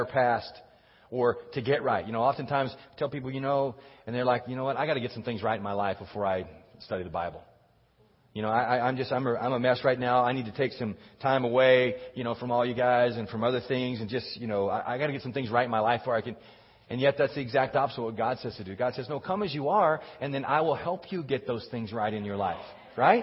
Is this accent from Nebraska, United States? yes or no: no; Texas, United States; I grew up in Texas